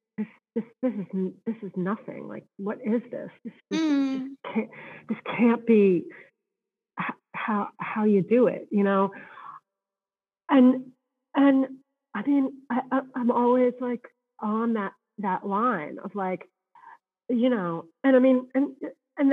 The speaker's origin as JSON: {"language": "English", "region": "Massachusetts", "country": "United States", "tie": "born or raised there", "said": "I grew up in Massachusetts"}